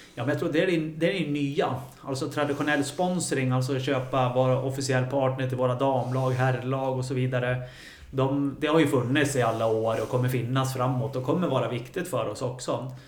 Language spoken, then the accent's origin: Swedish; Gävle, Gävleborg County, Sweden; som många andra killar som är födda och uppvuxna här i Gävle